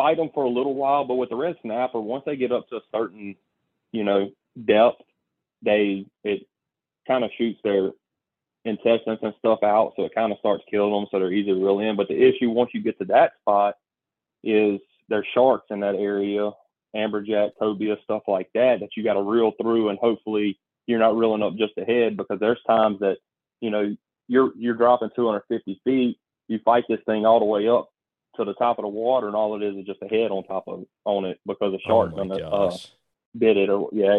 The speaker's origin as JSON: {"language": "English", "region": "Mississippi", "country": "United States", "tie": "born or raised there", "said": "I grew up hunting in the Homestead National Forest in Mississippi, and I've always hunted out of state."}